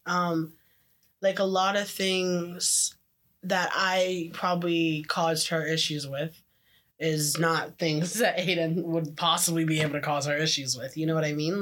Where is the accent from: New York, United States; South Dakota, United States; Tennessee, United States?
Tennessee, United States; Memphis; now in Oakville, Canada; I came from the hood, the ghetto. I was from Memphis